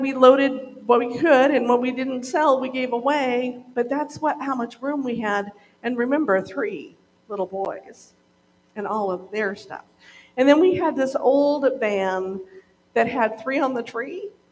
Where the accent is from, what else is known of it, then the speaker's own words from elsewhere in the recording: Montana, United States; moved away as an adult; also born or lived in Oregon; I grew up in Montana